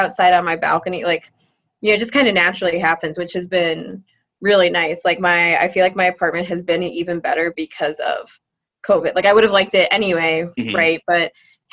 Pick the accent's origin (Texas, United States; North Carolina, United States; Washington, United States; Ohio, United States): Ohio, United States; Northeast; moved away as an adult; also born or lived in Columbus, Ohio / Cleveland, Ohio; now in Brookings, United States; growing up in Northeast Ohio